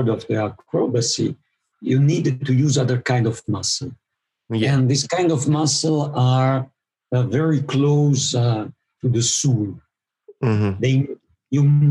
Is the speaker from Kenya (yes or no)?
no; Italian part of Switzerland, Italian-speaking Switzerland, Switzerland; also born or lived in Mexico; I am from Switzerland, but from the Italian part of Switzerland.